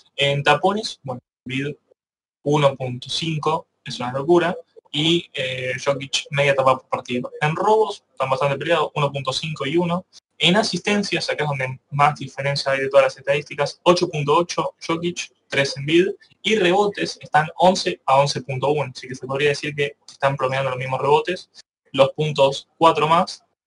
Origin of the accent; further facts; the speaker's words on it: Argentina; Nosotros somos argentinos